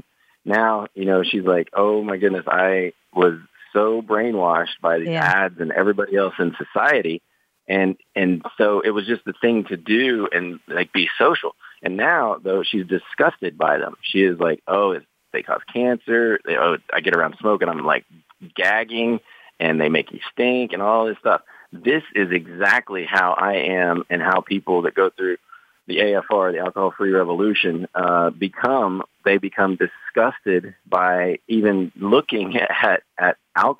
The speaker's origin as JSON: {"language": "English", "region": "Midwest", "country": "United States", "tie": "born or raised there", "said": "I grew up really poor in the Midwest and then got into sales."}